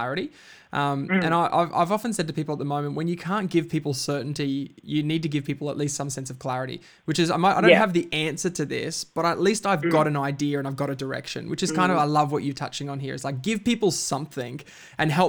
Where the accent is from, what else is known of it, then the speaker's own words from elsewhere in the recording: Queensland, Australia; now in Melbourne, Australia; I grew up in Queensland, and the sport that I grew up on was actually touch football, very different to Melbourne where we're living now